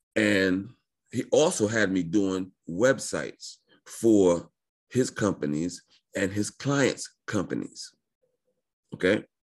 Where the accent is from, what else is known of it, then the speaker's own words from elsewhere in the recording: New York, United States; I was born in New York